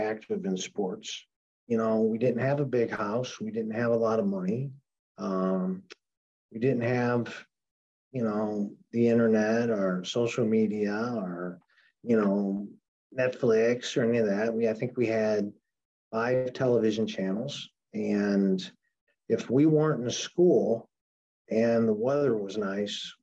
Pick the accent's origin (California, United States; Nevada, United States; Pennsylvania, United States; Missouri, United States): Missouri, United States; St. Louis; moved away as an adult; now in New Orleans, United States; I was born in St. Louis. And lived there till 10 years ago and moved to New Orleans 10 years ago